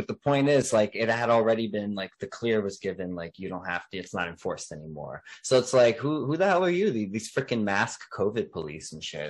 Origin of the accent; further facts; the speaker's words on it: New York, United States; also born or lived in New Jersey; we're from New York, New Jersey, and the lockdowns were a pretty heavy thing there.